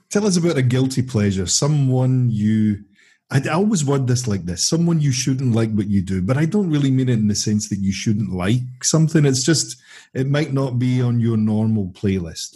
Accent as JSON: {"language": "English", "town": "Glasgow", "region": "Scotland", "country": "United Kingdom", "said": "Speaking as a Glaswegian myself"}